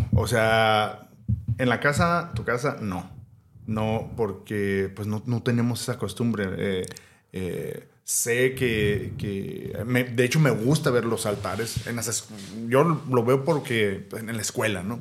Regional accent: Mexico; como mexicano

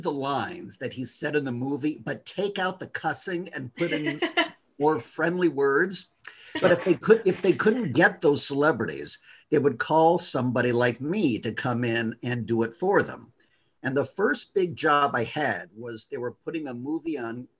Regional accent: Los Angeles, California, United States; I grew up in Los Angeles

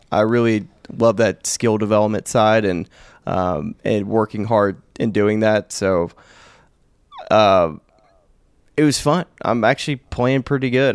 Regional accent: Alabama, United States; born bred an L S U Tiger in, in Alabama, Auburn country.

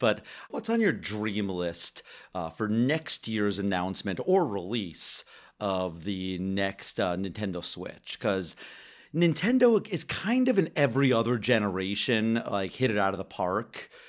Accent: Canada; I am over Canadian.

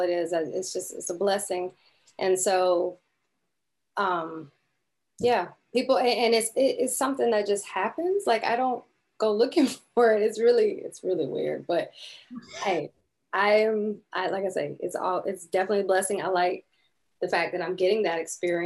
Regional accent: Tampa, Florida, United States; also born or lived in Canada; now in Orlando, United States; I grew up in Tampa, and basically I moved here when I was like in the 11th grade year of high school

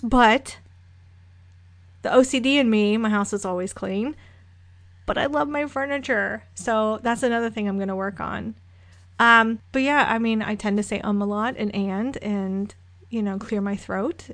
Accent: Florida, United States; moved away; I'm originally from Florida. Um, my dad was military, so he landed there

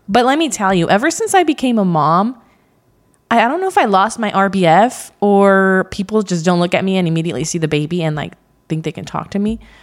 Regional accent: Central Valley, California, United States; I was raised in the Central Valley in California.

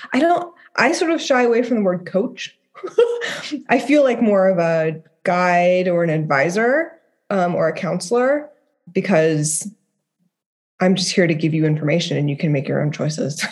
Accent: Dayton, Ohio, United States; I lived in Dayton, Ohio

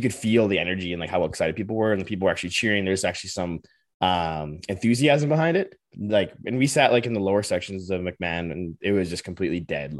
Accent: Saskatchewan, Canada; now in Calgary, Canada; I'm from Saskatchewan

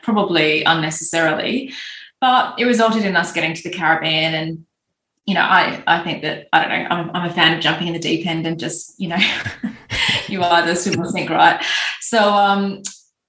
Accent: Australia; moved away; I'm Australian

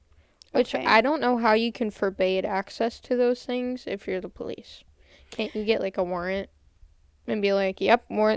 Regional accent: Indiana, United States; I'm from Indiana

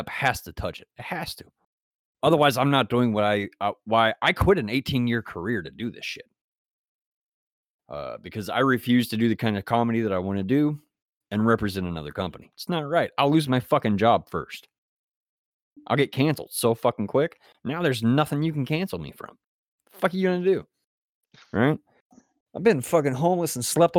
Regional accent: West Virginia, United States; I grew up in West Virginia

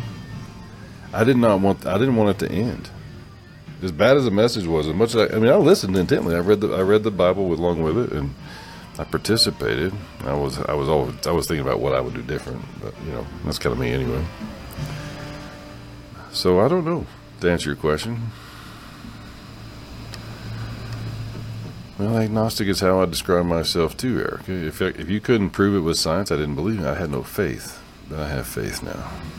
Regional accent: the South, United States; growing up in the South, in the Southern Baptist, in convention era

